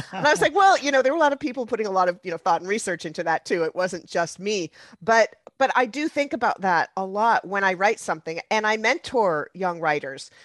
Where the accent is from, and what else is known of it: United States